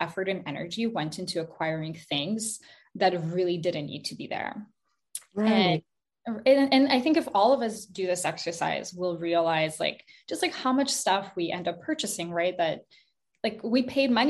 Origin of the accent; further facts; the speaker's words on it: Montreal, Quebec, Canada; also born or lived in Kazakhstan; I moved to Montreal, Canada when I was 5 years old with my mom. We moved from Kazakhstan. And I grew up